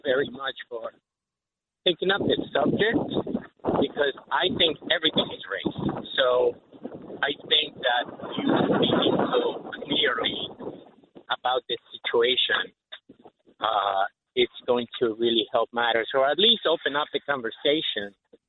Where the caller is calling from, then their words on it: Ocala, Florida, United States; Hi, Mr. Snurley. I am from Ocala, Florida.